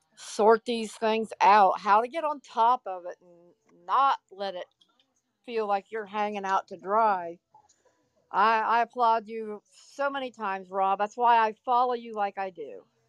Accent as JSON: {"language": "English", "region": "Ohio", "country": "United States", "said": "I'm from Ohio"}